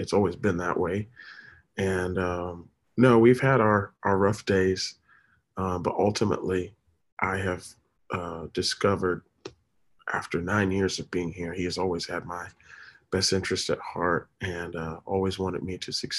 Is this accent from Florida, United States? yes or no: yes; Tampa, Florida, United States; also born or lived in Daytona Beach, Florida; I am truly from Florida, originally raised in, born and raised in Tampa